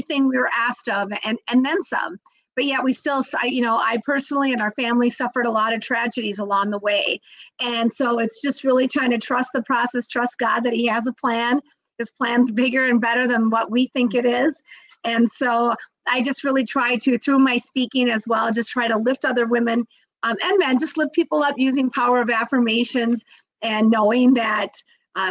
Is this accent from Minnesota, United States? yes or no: yes; Minneapolis, Minnesota, United States; I'm from Minneapolis, Minnesota